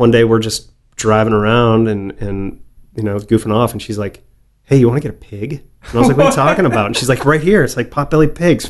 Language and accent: English; outside Chicago, Illinois, United States; growing up outside Chicago